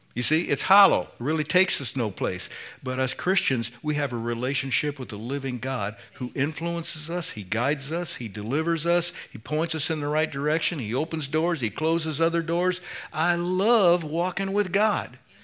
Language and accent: English; Indiana, United States; I'm from Indiana. we say pop